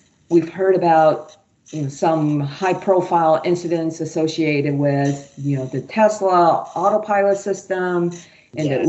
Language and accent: English; Taiwan; moved away as an adult; also born or lived in Michigan, United States; now in United States; I was born and raised in Taiwan